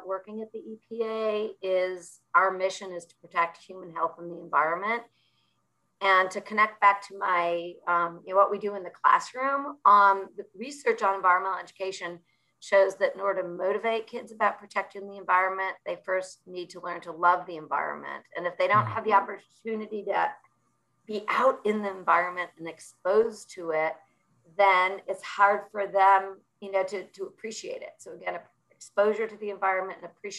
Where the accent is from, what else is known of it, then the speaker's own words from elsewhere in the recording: Buffalo, New York, United States; I grew up in Buffalo, New York